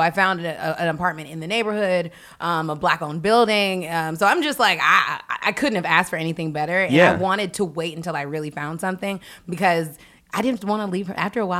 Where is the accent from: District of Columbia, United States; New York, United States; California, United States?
District of Columbia, United States; Washington; also born or lived in Prince George's County, Maryland; So grew up in Northeast. {S0} Okay. {S2} Then we moved out to PG County.